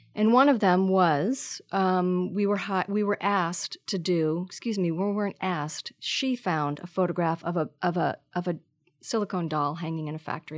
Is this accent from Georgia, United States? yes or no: no; Marblehead, Massachusetts, United States; moved away as an adult; also born or lived in New York / San Francisco; I grew up north of Boston in a pretty small s- s- town on the ocean called Marblehead, Mass